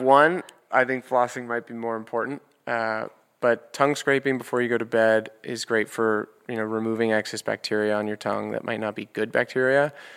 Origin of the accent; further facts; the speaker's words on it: New York City, New York, United States; I grew up in New York, and my dad's office is on seventy-third and Fifth Avenue.